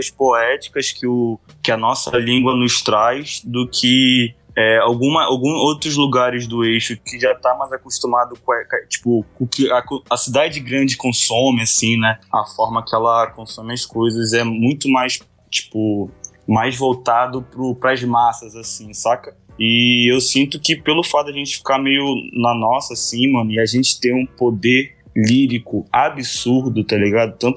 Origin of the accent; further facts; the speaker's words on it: Manaus, Amazonas, Brazil; O que eu fui criado em Manaus, saca? Eu fui criado no Amazonas, no norte.